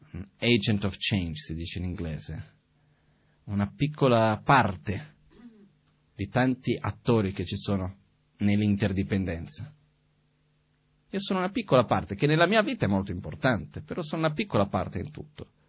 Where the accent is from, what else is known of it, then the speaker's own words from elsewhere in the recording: Brazil; now in Italy; io sono nato in Brasile, di una famiglia metà ebrea, metà presbiteriana